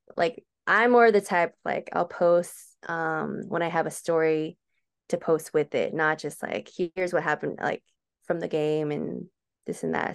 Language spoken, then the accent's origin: English; Hacienda Heights, California, United States; moved away as an adult; now in Chino, United States; I grew up in Hacienda Heights, which is not too far away